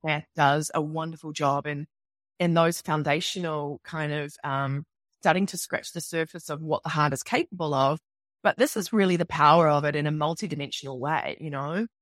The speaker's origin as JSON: {"language": "English", "country": "New Zealand", "also_born_or_lived": "New York / London", "moved": "as an adult", "said": "I'm from New Zealand, obviously, you can tell by my accent"}